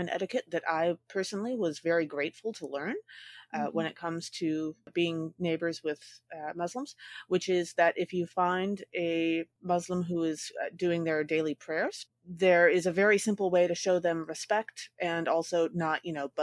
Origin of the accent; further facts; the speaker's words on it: United States; as an American